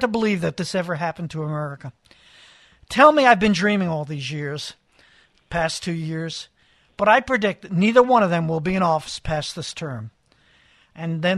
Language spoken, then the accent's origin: English; New York City, New York, United States; now in Los Angeles, United States; I grew up in New York. I don't know if you heard me say that, in Brooklyn